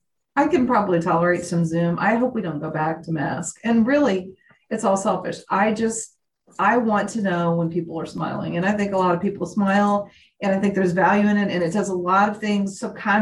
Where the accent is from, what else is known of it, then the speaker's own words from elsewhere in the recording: Indiana, United States; moved away as an adult; now in Oklahoma, United States; I was born and raised in Indiana